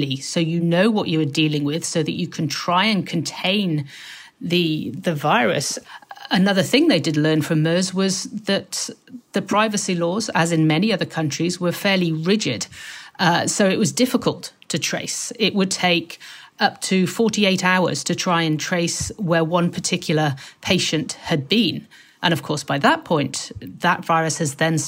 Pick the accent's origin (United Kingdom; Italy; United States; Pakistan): United Kingdom; moved away as an adult; now in Seoul, South Korea; I come from a Western background. I'm British